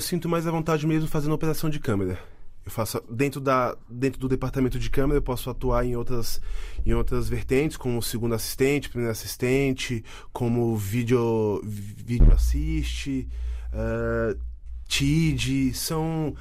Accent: Brasília, Federal District, Brazil; moved away as an adult; now in Portugal; E em Brasília, lá onde eu nasci

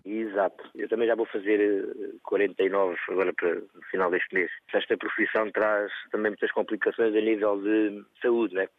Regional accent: South Africa; moved away; quero voltar à minha terra, à África do Sul

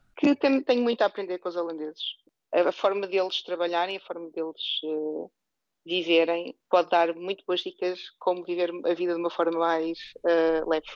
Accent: Portugal; moved away as an adult; now in Netherlands; nós como portuguesa

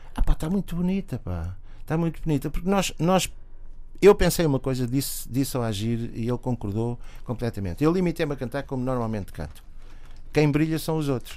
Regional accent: Lisbon, Portugal; como Lisboeta

